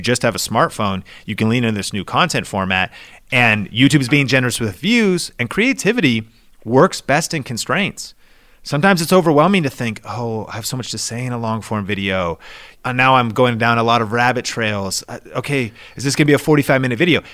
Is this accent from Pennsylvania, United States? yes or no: no; Seattle, Washington, United States; I grew up in Seattle